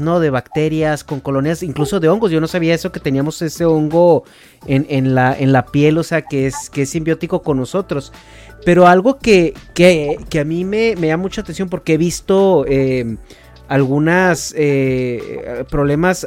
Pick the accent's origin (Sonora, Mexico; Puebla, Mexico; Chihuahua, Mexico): Chihuahua, Mexico; moved away; vengo de Chihuahua, digo provincia